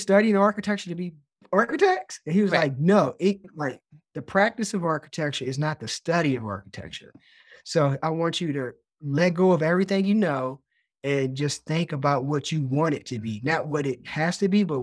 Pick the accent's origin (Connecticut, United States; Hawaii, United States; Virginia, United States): Virginia, United States; Lynchburg; We grew up in Lynchburg, Virginia.